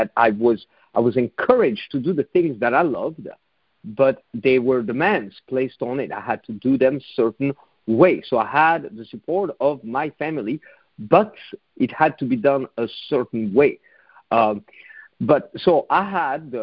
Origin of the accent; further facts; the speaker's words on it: Switzerland; moved away; my home country, in Switzerland